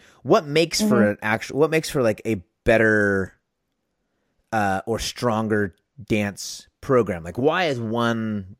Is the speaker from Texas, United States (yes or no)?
yes; Texas, United States; so I'm a Texan.